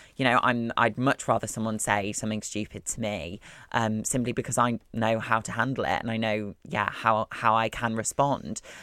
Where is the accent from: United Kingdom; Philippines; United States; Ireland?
United Kingdom; Wakefield, Yorkshire and the Humber; I'm from Wakefield. I'm a Wakey gal. Um, yes, I'm from West Yorkshire.